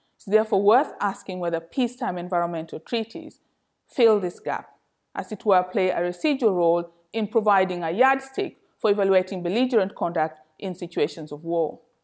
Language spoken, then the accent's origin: English; Kenya; moved away as an adult; now in London, United Kingdom; I was born and educated in Kenya